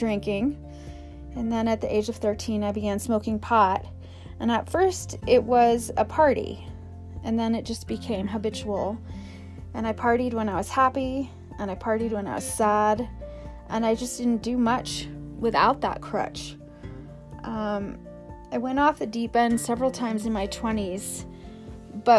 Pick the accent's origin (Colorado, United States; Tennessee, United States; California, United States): Colorado, United States; Aspen; since the age of 12, growing up in Aspen, Colorado, during the 80s